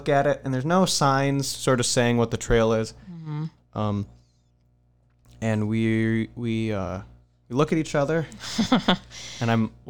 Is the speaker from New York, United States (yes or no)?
no; Ohio, United States; Yeah, as in we're from Ohio. We thought we knew snow.